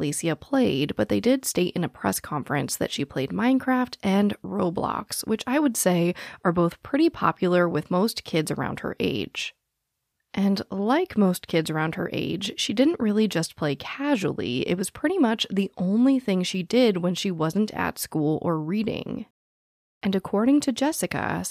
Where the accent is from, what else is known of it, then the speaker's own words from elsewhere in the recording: Phoenix, Arizona, United States; I was born and raised in Phoenix, Arizona, which touches Glendale